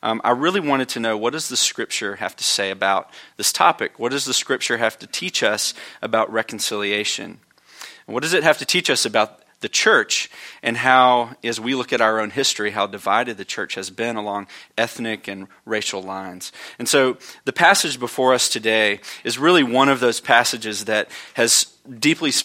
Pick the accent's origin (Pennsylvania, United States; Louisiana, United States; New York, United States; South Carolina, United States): South Carolina, United States; Orangeburg; Orangeburg's my hometown. Where I grew up